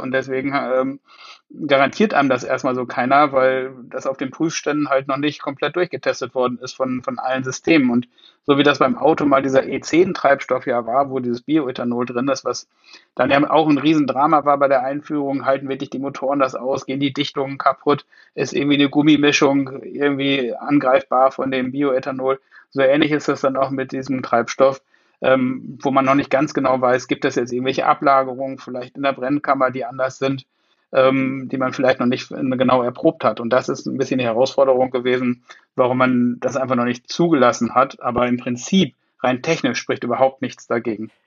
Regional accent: Münster, North Rhine-Westphalia, Germany; ich komme nicht ganz aus Hamburg, ich komme aus Münster, okay. aus Westfalen. Insofern Münster Münsteraner.

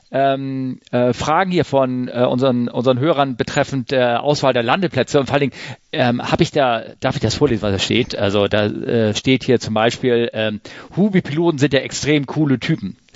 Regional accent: Hamburg, Germany; Also bei mir um die Ecke, ich komme aus der Ecke von Hamburg-Sasel

